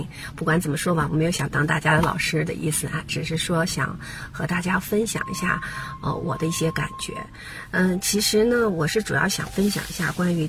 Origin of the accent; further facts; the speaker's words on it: Beijing, China; now in Seattle, United States; 所以我现在所有分享的内容都是基于说我在美国这个西雅图地区，然后呢，在中国我是在北京从北京过来的啊